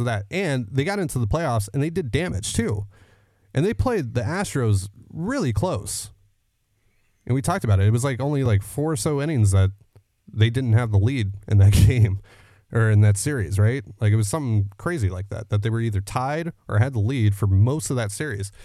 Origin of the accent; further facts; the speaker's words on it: Canada; I'm the Canadian half of this, uh, show